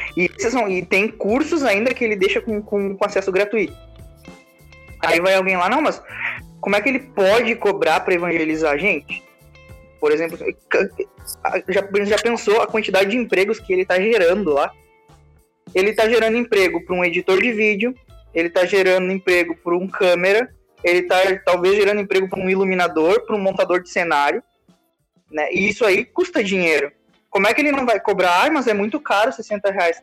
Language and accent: Portuguese; Santana do Livramento, Rio Grande do Sul, Brazil; eu sou de Santana, lateral de Santana do Livramento